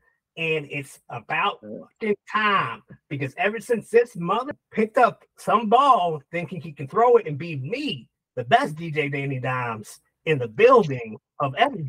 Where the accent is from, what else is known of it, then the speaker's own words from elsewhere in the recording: Hackensack, New Jersey, United States; I'm from Hackensack, New Jersey, you know, right down.